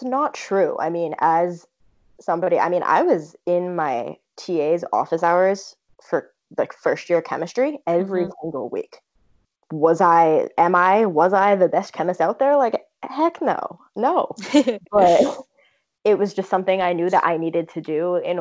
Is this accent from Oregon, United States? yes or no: no; Vermont, United States; I'm originally from Vermont, and I went to a, you know, small high school